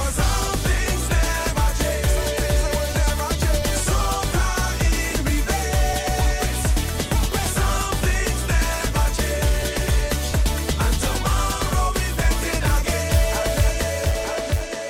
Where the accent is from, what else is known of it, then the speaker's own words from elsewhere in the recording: Barbados; now in Maryland, United States; I am from Barbados. I am not going to forget my roots